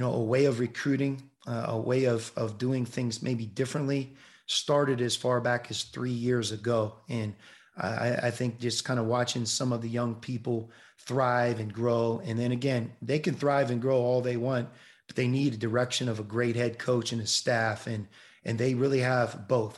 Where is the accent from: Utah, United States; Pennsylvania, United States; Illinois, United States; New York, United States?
Pennsylvania, United States; Pittsburgh; I love the Steelers growing up in Pittsburgh